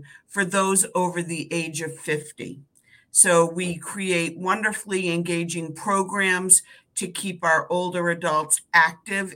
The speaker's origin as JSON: {"language": "English", "town": "Concord", "region": "New Hampshire", "country": "United States", "tie": "born or raised there", "said": "I grew up in Concord"}